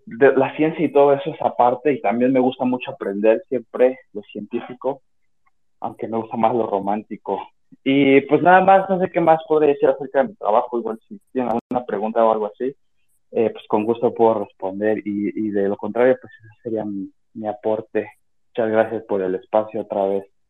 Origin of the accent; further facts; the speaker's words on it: Mexico; yo soy mexicano y trabajo como diseñador gráfico independiente